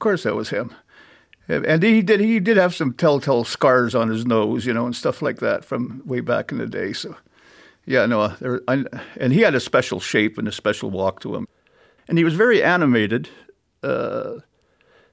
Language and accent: English; Churchill, Manitoba, Canada; being born and raised in Churchill and having used to the land